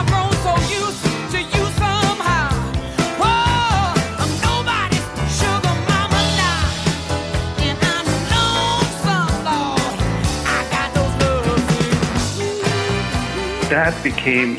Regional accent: Boston, Massachusetts, United States; I grew up in Boston, went to school in Boston

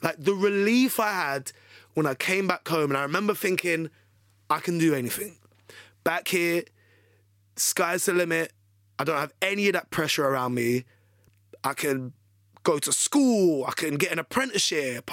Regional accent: London, United Kingdom; accent: British; I'm from the U K. I'm, I'm from London.

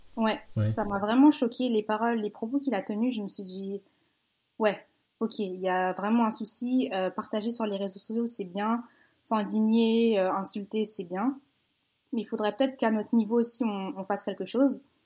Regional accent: Paris region, Île-de-France, France; moved away as an adult; also born or lived in Villeneuve-Saint-Georges / Seine-et-Marne / Essonne / Benin (ancestry); now in Quebec City, Canada; J'ai grandi en région parisienne. Euh, bon, je suis née dans le 94 à Villeneuve-Saint-Georges. Ensuite, j'ai déménagé quand j'avais

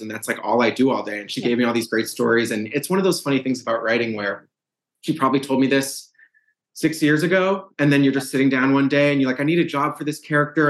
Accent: Brookline, Massachusetts, United States; moved away; also born or lived in St. Louis, Missouri; I'm from from Brookline, Massachusetts, same suburb where the where the yeah. book is set. Very much a product of that town

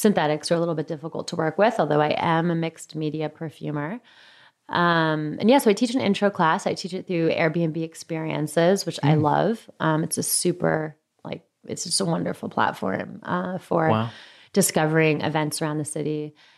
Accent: New York, United States; now in San Francisco, United States; And as a New Yorker who lived in small apartments

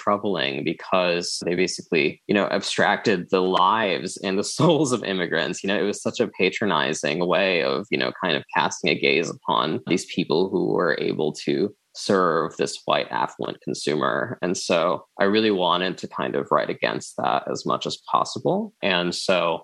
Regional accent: New Jersey, United States; I'm the child of immigrants. I'm not an immigrant myself. I was born and raised in Jersey

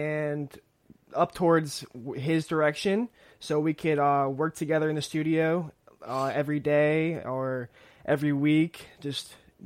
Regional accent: Florida, United States; also born or lived in California; my entire life, I've grown up in Florida, and I'm originally from California

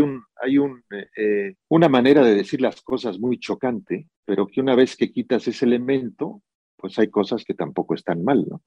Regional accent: Veracruz, Mexico; moved away; la selva de Veracruz, que es, que es como, como dices, donde yo nací y crecí durante la infancia

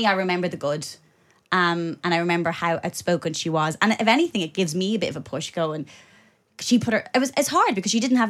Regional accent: Ireland; But for me … growing up in Ireland, in 90s Ireland, she was everything.

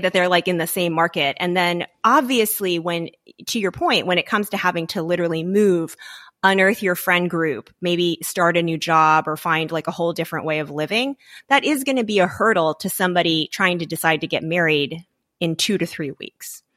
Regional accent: Louisiana, United States; moved away; I grew up in Louisiana, um, not in a big city

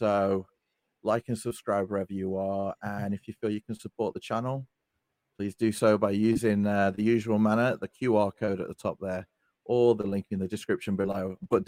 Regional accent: Utah, United States; everyone's experience growing up in Utah as a Mormon. Grew up as a cookie cutter Mormon.

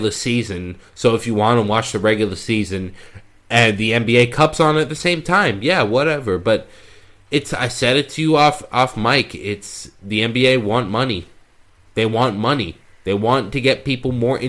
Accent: Sydney, New South Wales, Australia; moved away; I was born in Sydney, Australia

